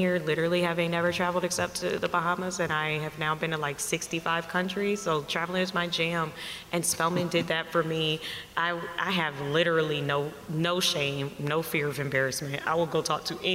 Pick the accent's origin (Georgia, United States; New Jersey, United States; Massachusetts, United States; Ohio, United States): Georgia, United States; Savannah; also born or lived in Montgomery, Alabama; I grew up in Savannah, Georgia